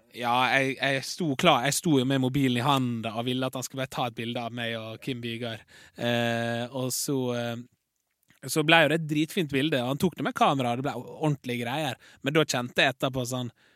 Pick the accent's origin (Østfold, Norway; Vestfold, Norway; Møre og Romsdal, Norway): Møre og Romsdal, Norway; Larsnes; moved away; naboen min hjemme på Larsnes.